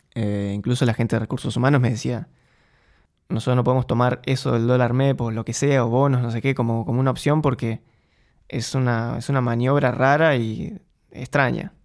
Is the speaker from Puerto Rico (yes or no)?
no; Argentina; moved away as an adult; now in Eindhoven, Netherlands; Yo soy argentino, viví en Argentina.